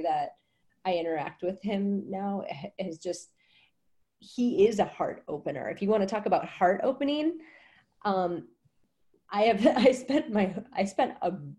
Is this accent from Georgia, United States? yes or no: no; Wisconsin, United States; moved away as an adult; also born or lived in New Orleans; now in Costa Rica; I'm from Wisconsin. I had 18 years of the freezing cold tundra.